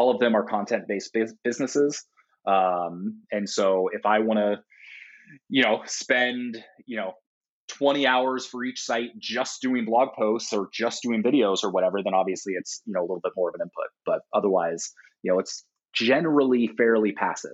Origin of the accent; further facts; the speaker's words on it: Portland, United States; in my hometown of Portland